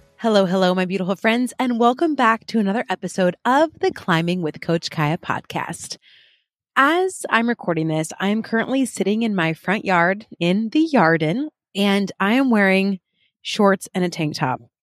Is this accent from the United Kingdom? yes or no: yes; United Kingdom; I'm very British